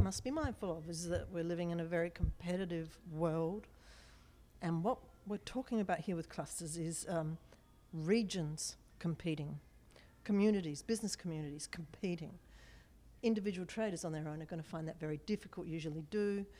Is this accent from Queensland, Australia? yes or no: yes; Brisbane, Queensland, Australia; I come from Brisbane in Queensland, Australia.